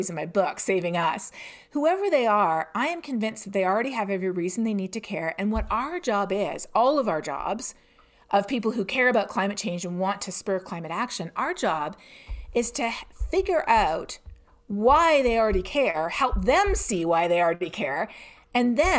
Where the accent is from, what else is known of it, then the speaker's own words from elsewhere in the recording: Canada; I'm Canadian myself